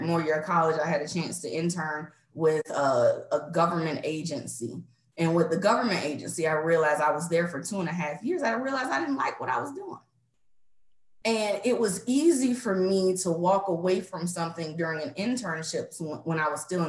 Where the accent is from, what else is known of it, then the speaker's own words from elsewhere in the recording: Savannah, Georgia, United States; moved away as an adult; born and raised in Savannah, Georgia